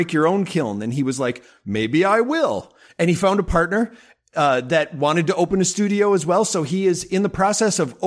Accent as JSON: {"language": "English", "town": "Madison", "region": "Wisconsin", "country": "United States", "tie": "born or raised there", "said": "I'm born and raised in Madison"}